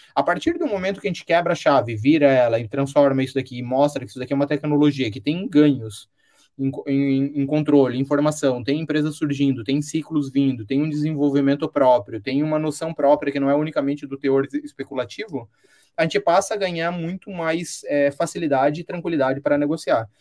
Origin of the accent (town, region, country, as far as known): Brazil